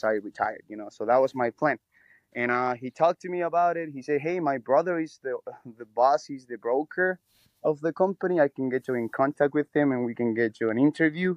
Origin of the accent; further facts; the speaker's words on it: Chile; moved away as an adult; now in United States; I'm from Chile